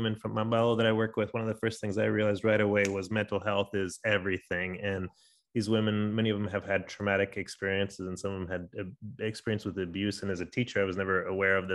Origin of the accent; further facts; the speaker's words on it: San Diego, California, United States; moved away as an adult; now in Denver, United States; I was born in Denver, but grew up in San Diego